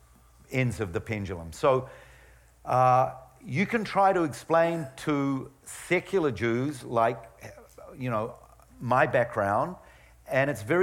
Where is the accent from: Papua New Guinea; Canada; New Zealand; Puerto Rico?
New Zealand; moved away; I was brought up in New Zealand